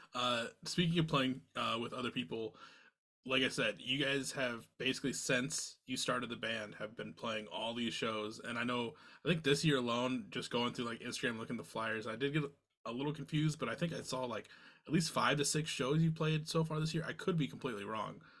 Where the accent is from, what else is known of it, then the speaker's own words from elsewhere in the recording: Iowa, United States; I'm from Iowa